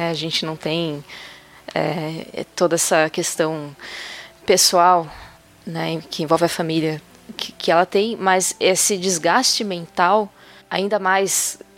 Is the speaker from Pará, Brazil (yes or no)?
yes; Pará, Brazil; now in Espírito Santo, Brazil; Desde neném, eu moro com os meus padrinhos de batismo e somos do Pará. O ponto é que há 10 anos saímos de lá e viemos para o Espírito Santo.